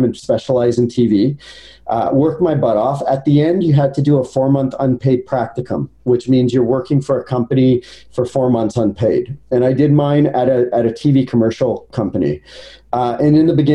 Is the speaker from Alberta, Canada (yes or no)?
yes; Edmonton, Alberta, Canada; So I was born in Edmonton, Alberta.